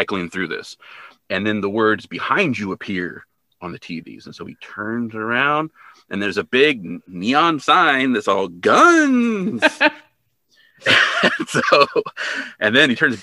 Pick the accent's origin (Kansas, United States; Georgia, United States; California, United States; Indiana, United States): California, United States; Hanford; where I grew up in Hanford, California.